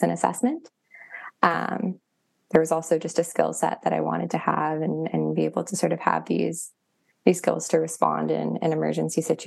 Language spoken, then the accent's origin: English; Thunder Bay, Ontario, Canada; I'm from Thunder Bay and I've spent most of my life playing on the North Shore of Superior